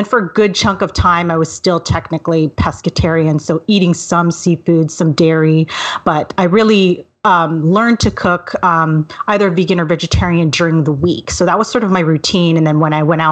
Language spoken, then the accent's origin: English; Vancouver, British Columbia, Canada; also born or lived in Montreal, Canada; Well, I'm sort of a native Vancouverite. I was born in Montreal, but my family moved here right after I was born.